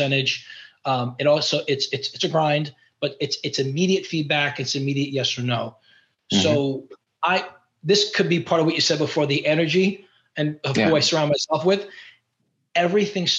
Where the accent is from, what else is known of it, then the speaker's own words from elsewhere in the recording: New York, United States; I'm from New York